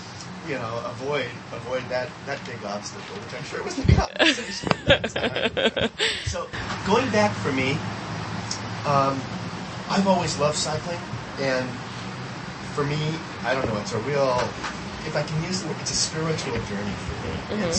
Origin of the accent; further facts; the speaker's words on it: Los Angeles, California, United States; I'm from Los Angeles. And as a matter of fact, my family's been here since 1903.